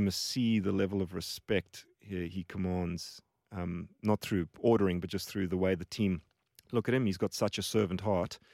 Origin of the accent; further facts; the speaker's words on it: Johannesburg, Gauteng, South Africa; moved away as an adult; also born or lived in Cape Town; now in Australia; So, South Africa, born and raised.